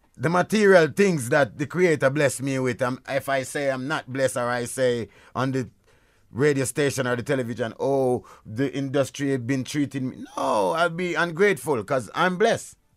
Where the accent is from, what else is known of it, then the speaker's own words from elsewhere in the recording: Jamaica; where I'm from, I'm from Jamaica